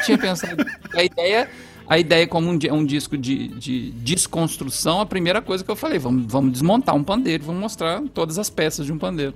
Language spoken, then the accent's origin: Portuguese; Passos, Minas Gerais, Brazil; Minha família, é, por parte de mãe, é fundadora de um centro de Umbanda, lá de Passos, onde eu nasci